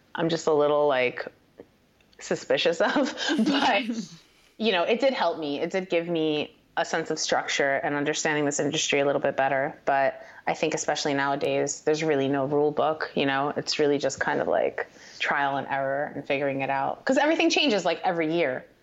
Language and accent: English; Paterson, New Jersey, United States; also born or lived in Hawthorne, New Jersey; I grew up um, in northern New Jersey. Uh, my my family, I kind of divided my time between Paterson, New Jersey, and Hawthorne, New Jersey